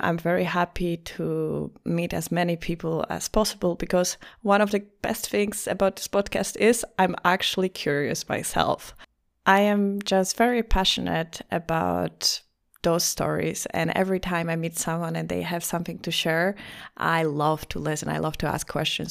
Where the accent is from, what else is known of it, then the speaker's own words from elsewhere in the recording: Poland; English is a second language; moved away as an adult; also born or lived in Greece / Lisbon, Portugal; now in Vienna, Austria; I was born in Greece. I have a French surname. I lived most of my life in Poland.